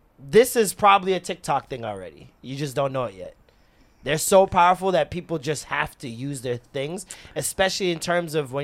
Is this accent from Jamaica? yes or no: yes; Jamaica